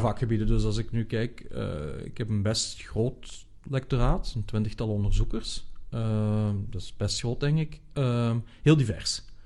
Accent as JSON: {"language": "Dutch", "country": "Netherlands", "said": "als Nederlanders"}